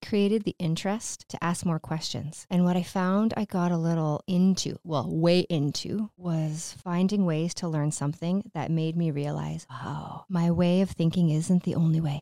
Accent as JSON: {"language": "English", "town": "Sault Ste. Marie", "region": "Ontario", "country": "Canada", "moved": "as an adult", "said": "I'm from the Sioux originally"}